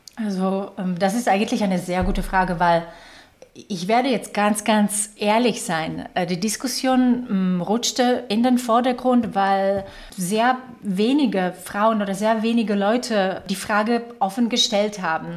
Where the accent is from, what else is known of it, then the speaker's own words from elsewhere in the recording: Slovakia; German is a second language; moved away as an adult; also born or lived in Czech Republic / Ireland; now in Germany; Ich komme ursprünglich aus der Slowakei, das hört ihr wahrscheinlich ein bisschen an der Art und Weise, wie ich spreche